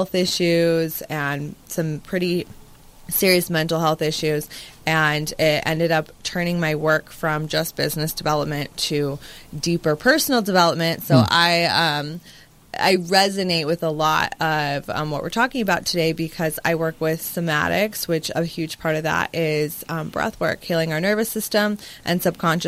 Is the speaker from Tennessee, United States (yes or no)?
no; Las Vegas, Nevada, United States; I grew up in Vegas